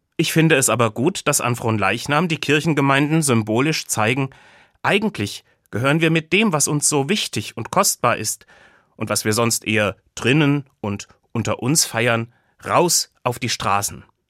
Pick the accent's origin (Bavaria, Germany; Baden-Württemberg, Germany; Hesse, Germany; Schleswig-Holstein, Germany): Hesse, Germany; Buseck; Zuhause in Busek wach werden, wo ich aufgewachsen bin. Dort, in Busek bei Gießen